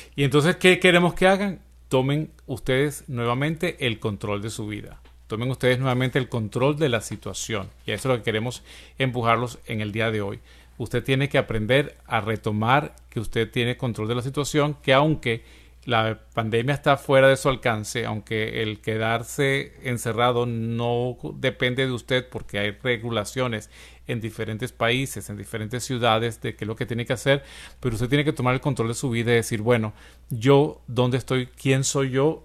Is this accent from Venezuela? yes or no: yes; Venezuela; moved away; en mi país, Venezuela